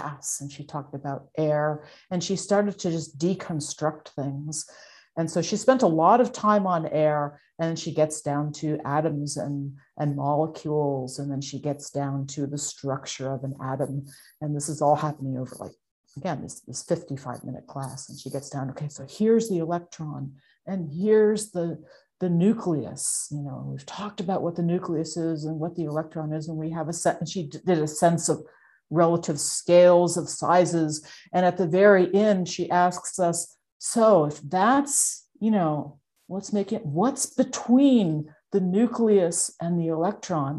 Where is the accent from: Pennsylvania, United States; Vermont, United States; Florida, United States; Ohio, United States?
Vermont, United States; I grew up in Vermont